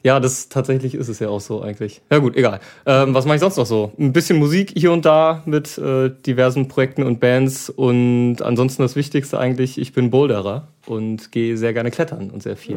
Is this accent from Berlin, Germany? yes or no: no; Braunschweig, Lower Saxony, Germany; ich komme aus dem schönen Braunschweig, hier direkt um die Ecke quasi